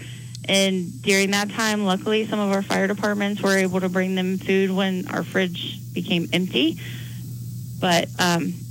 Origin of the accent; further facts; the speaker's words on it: Cincinnati, Ohio, United States; moved away as an adult; now in Cheyenne, United States; I'm actually from Cincinnati, Ohio, and just moved here a year ago this week